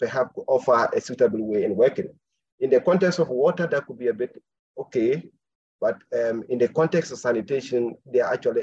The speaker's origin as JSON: {"language": "English", "country": "Ghana", "said": "I'm a Ghanaian, speaking from Ghana at the moment, actually."}